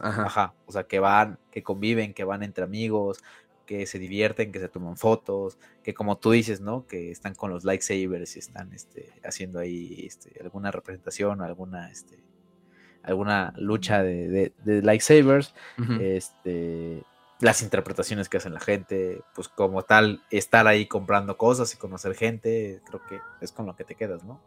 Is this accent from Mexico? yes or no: yes; Mexico; nosotros como mexicanos